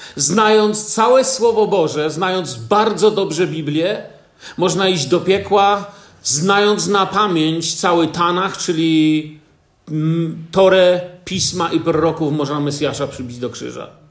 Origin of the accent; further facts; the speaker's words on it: Poland; wychowałem się na osiedlu Wojska Polskiego